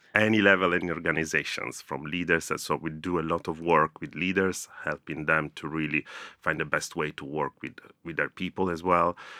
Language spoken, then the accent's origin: English; Rome, Lazio, Italy; moved away as an adult; now in London, United Kingdom; growing up in Rome was great